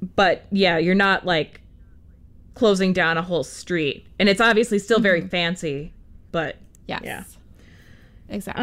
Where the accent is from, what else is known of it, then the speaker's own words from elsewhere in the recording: United States; I'm an American.